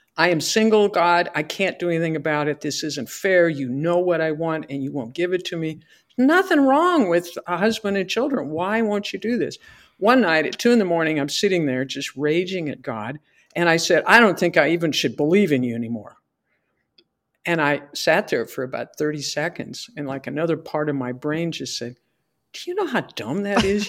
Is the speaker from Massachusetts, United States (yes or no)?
no; Fort Morgan, Colorado, United States; Fort Morgan, my hometown